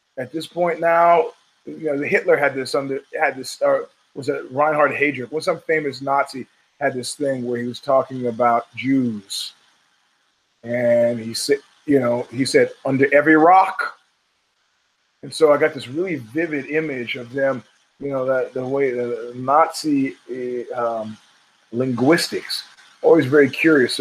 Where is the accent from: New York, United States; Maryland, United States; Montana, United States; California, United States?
New York, United States; New York City; growing up in Brooklyn